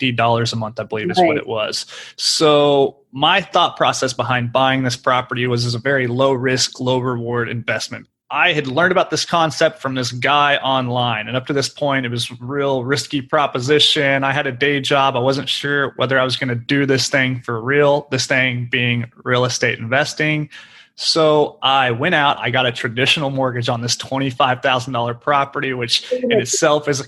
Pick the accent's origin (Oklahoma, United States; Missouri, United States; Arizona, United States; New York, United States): Oklahoma, United States; moved away as an adult; now in Houston, United States; I was born and raised in Oklahoma, grew up there, went to school there